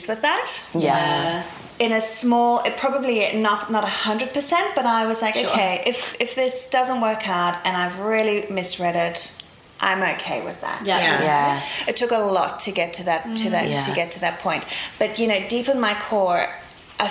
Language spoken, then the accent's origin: English; Zambia; moved away; also born or lived in South Africa; I grew up in Africa. So born in South Africa, lived in Zambia in the middle of Africa